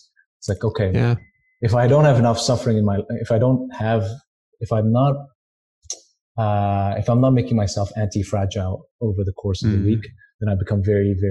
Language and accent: English; India; moved away; I'm from India